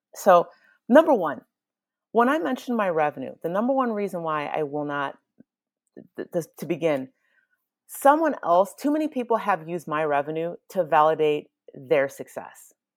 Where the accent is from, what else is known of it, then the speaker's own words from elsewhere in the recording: Nigeria; I am Nigerian